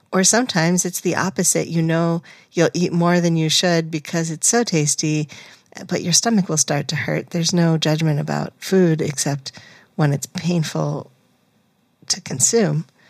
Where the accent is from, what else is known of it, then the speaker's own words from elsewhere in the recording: New England, United States; growing up in New England